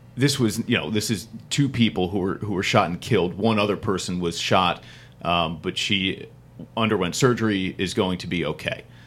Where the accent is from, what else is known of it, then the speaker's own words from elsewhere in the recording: New Jersey, United States; I'm from New Jersey